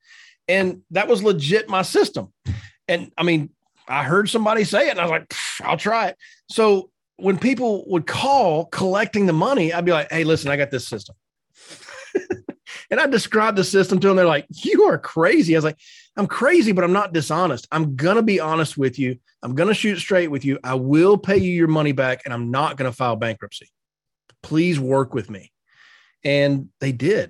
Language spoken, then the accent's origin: English; North Carolina, United States; moved away as an adult; now in Dallas, United States; When I was in living in North Carolina, first year of marriage, I wasn't in the insurance business yet